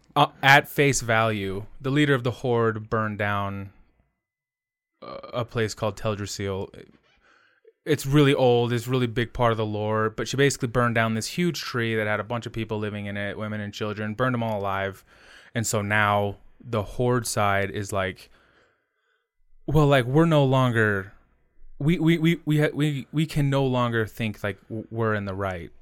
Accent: United States; I'm an American

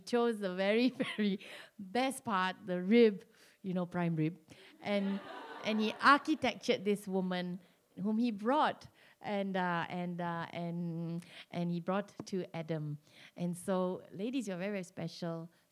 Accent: Malaysia; being Malaysian

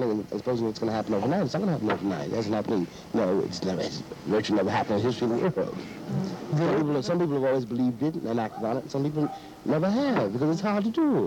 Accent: United States; moved away; I'm an American. I was born there

